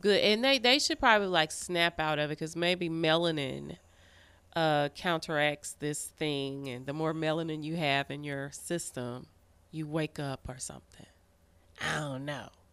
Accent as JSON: {"language": "English", "region": "Arkansas", "country": "United States", "said": "the mm. biggest Black Church of Christ in Arkansas"}